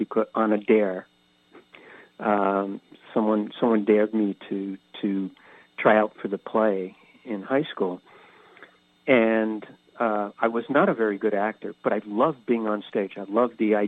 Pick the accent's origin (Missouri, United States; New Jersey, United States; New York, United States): New York, United States; Catskill region of New York State, United States; also born or lived in Philadelphia; now in San Diego, United States; I grew up on the East Coast in the Catskill region of New York State, but lived most of my life in Philadelphia, moving here to San Diego about 14 years ago